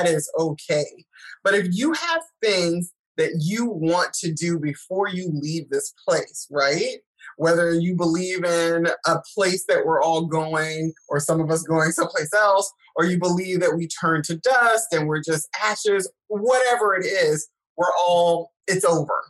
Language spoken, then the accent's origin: English; South Carolina, United States; I'm from South Carolina, so I do say y'all